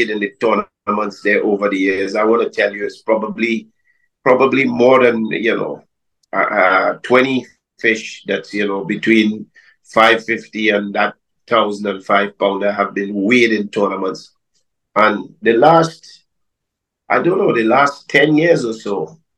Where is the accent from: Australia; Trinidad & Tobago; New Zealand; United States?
Trinidad & Tobago; moved away as an adult; now in Madeira, Portugal; I'm now living in Madeira, but originally I'm from Trinidad and Tobago, and I ran a fishing charter service in Tobago for about 30 years.